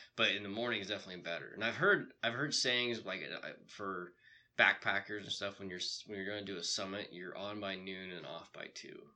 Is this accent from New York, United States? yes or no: no; Bitterroot Valley, Montana, United States; So that's also my hometown ski resort that I ski hill. Yeah. That I grew up on.